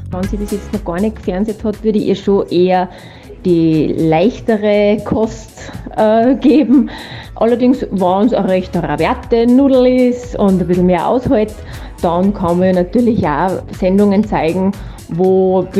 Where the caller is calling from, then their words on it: Neumarkt im Hausruckkreis, Upper Austria, Austria; Ah, Neumarkt im Hausruckkreis.